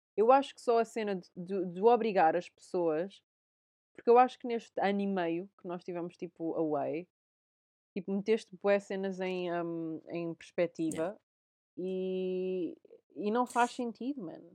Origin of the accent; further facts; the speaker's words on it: Portugal; moved away; sou portuguesa